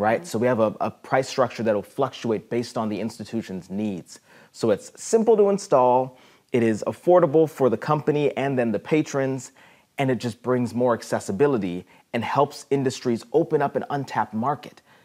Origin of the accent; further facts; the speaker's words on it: Ohio, United States; moved away as an adult; also born or lived in South America; now in Peoria, United States; I was born in South America, but grew up most of my life in Ohio